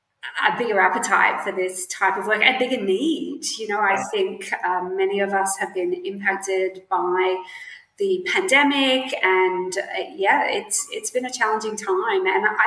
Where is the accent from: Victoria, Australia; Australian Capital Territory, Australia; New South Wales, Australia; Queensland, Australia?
Queensland, Australia; Brisbane; I'm from Brisbane, and I still live. I live in Brisbane now.